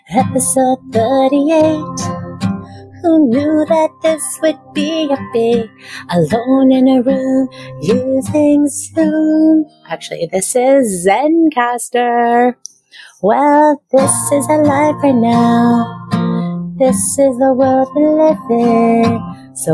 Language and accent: English; Vancouver, British Columbia, Canada; We're two Asians born and raised in Vancouver